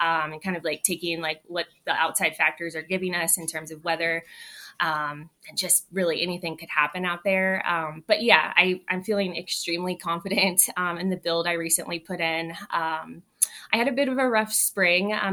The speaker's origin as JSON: {"language": "English", "town": "San Diego", "region": "California", "country": "United States", "tie": "born or raised there", "moved": "yes", "said": "I'm born and raised in San Diego"}